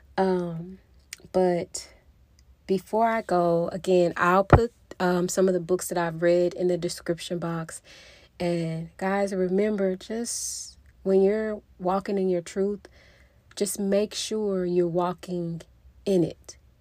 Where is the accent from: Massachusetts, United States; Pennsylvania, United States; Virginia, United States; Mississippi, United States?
Mississippi, United States; moved away as an adult; now in Texas, United States; I was born and raised in Mississippi. I lived in Mississippi basically my whole life.